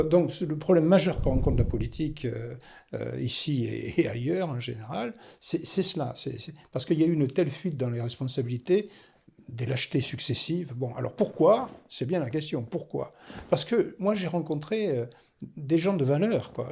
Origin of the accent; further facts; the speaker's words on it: Toulouse, Occitania, France; also born or lived in Gironde; je suis toulousain